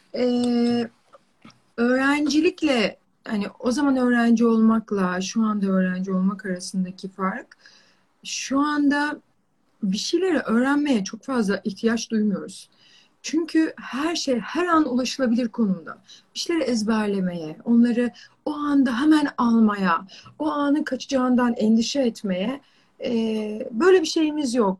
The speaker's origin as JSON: {"language": "Turkish", "town": "Çayeli", "region": "Rize Province", "country": "Turkey", "tie": "born or raised there", "moved": "as an adult", "said": "ben Rizeliyim. Ee, Çayeli'nde doğdum, büyüdüm. işte üniversiteye kadar hep oradaydım"}